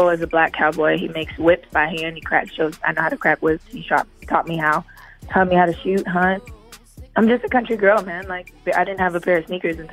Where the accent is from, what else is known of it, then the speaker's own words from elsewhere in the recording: the South, United States; I'm from the South. I know what it's like. I went to school with these kids.